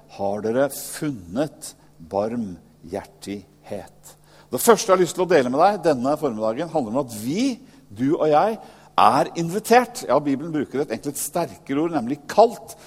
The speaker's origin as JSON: {"language": "Norwegian", "country": "Norway", "said": "jeg nordmann selv"}